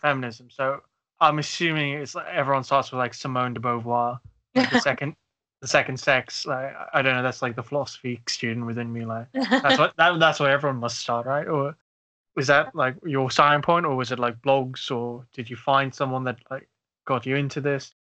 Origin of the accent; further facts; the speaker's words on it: South Africa; also born or lived in Uganda (family); now in United Kingdom; growing up in South Africa